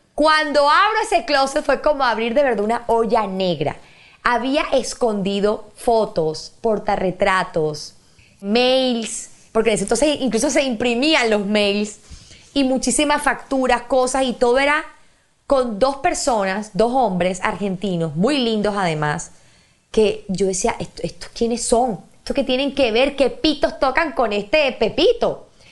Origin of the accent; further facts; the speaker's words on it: Barranquilla, Atlántico, Colombia; somos nosotros los barranquilleros